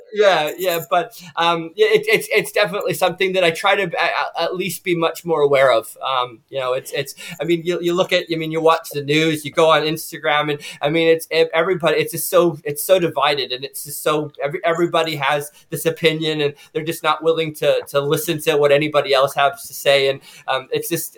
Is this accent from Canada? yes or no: yes; Canada; also born or lived in United States; now in New Zealand; I'm from Canada, as John said, um, but I lived in the U.S. for you know for you know 15, 16 years